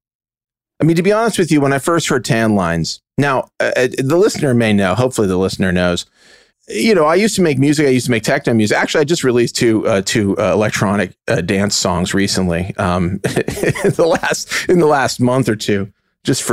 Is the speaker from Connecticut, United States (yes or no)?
no; Pittsburgh, Pennsylvania, United States; Eric and I are brothers. We grew up together in Pittsburgh, Pennsylvania